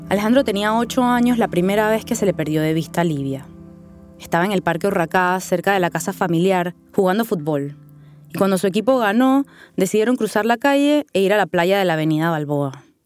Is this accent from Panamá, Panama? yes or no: yes; Panama City, Panama; born or raised there